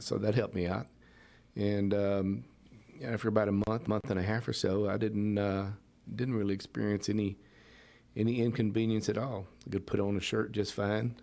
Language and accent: English; Pasadena, United States; I come from Pasadena, was raised in the area